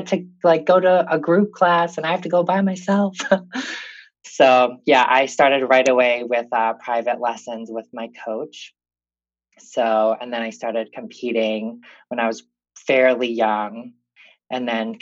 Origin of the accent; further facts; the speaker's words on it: Rochester, Minnesota, United States; I'm from Rochester, Minnesota. I grew up here